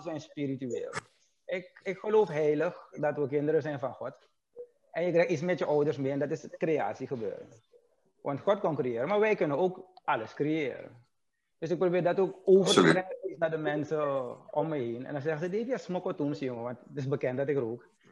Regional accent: Suriname; wij, dus als Surinamers, maar vroeger waren we een bloeiend land

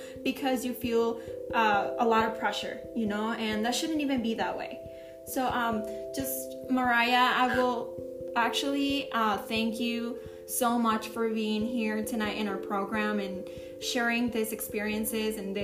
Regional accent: Mexico City, Mexico; I'm from Mexico City

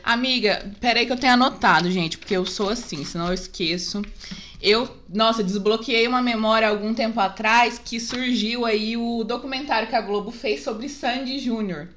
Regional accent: Guaíra, São Paulo, Brazil; eu não sou de Guaíra, eu moro aqui desde os dois anos, mas eu não nasci aqui

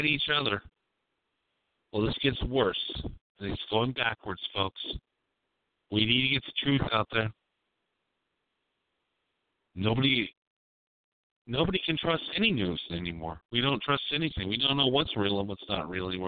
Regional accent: United States; I'm American

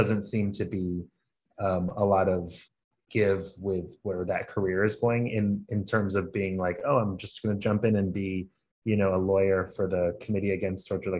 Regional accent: Atlanta, Georgia, United States; I was born and raised in Atlanta, but I'm originally Lebanese.

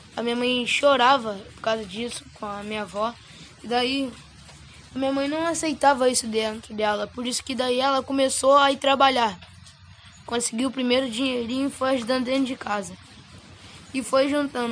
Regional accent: Rio de Janeiro, Brazil; moved away; eu vim da Vila Kennedy, lá no Rio de Janeiro

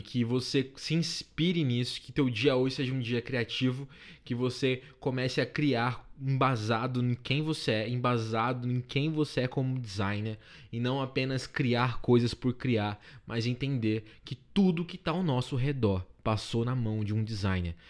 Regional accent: Paulista, São Paulo, Brazil; eu sou paulista

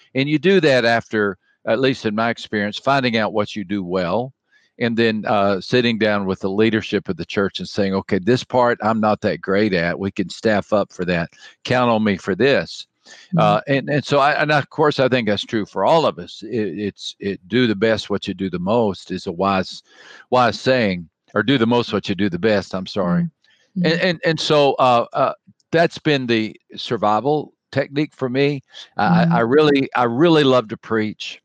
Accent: West Texas, United States; I grew up in West Texas

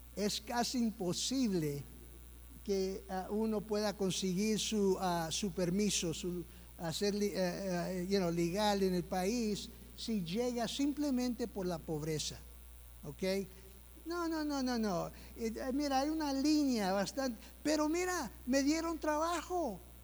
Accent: United States; Soy yo que nací aquí en los Estados Unidos

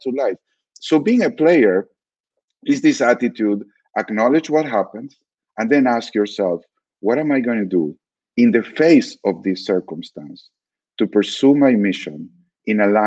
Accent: Argentina; I grew up in Argentina under a fairly anti-Semitic regime

